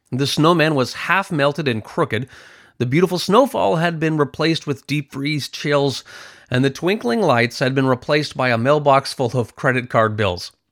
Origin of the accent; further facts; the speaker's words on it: Canada; I'm from Canada, so there is a lot of snow and ice